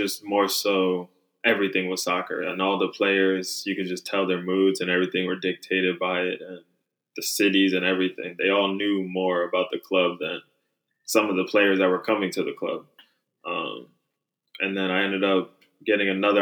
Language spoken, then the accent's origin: English; Bowie, Maryland, United States; also born or lived in Fresno, California / Germany; I'm from Maryland. I used to play state cup games at the soccer plex.